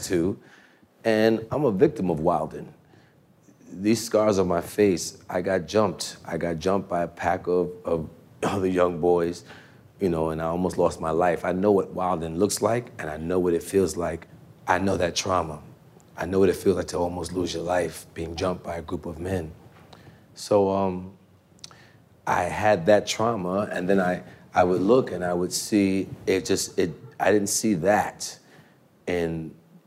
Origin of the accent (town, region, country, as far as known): New York City, New York, United States; born or raised there